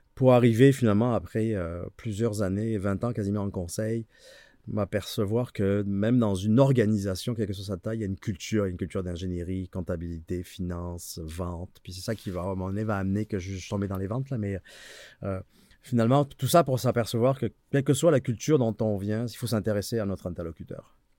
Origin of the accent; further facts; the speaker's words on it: France; moved away as an adult; now in Quebec, Canada; on vient ici en Amérique du Nord par le Québec parce qu'en France, on est pourri en anglais